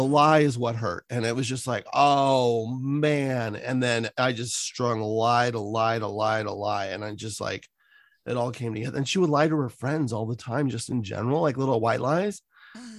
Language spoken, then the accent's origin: English; San Francisco, California, United States; I just grew up on the peninsula in San Francisco. I grew up right by the airport where the dumpy old Giants stadium was